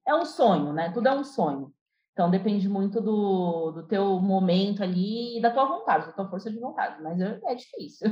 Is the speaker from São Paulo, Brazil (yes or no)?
yes; Itapevi, São Paulo, Brazil; also born or lived in Santos; Eu nasci em São Paulo, fui criada em Itapevi, por alguns anos eu saí daqui, fui para Santos, né, com, com os meus pais e retornei para Itapevi